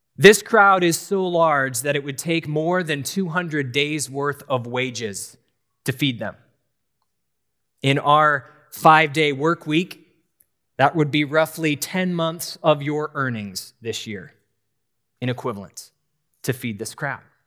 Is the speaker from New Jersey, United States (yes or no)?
no; New Hampshire, United States; I grew up in New Hampshire